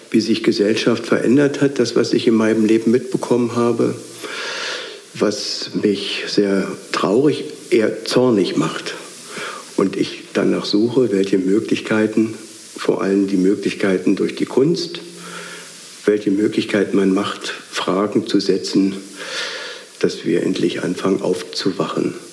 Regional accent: Potsdam, Brandenburg, Germany; also born or lived in Schwerin / Berlin; ich bin in Schwerin geboren, dann in, in Potsdam aufgewachsen und nach dem Mauerbau im Januar 62 sind meine Eltern nach Berlin gezogen.

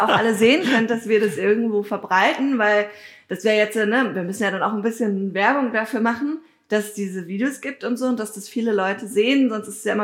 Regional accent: Dahnsdorf, Brandenburg, Germany; Ich mache nämlich auch gerade so ein äh, Geschichtsprojekt ähm, in Dahnsdorf, also in meinem Heimatdorf, um zu gucken, wie sah dann das Dorf irgendwie früher aus und so, weil wir wären 2027 auch 700 Jahre alt

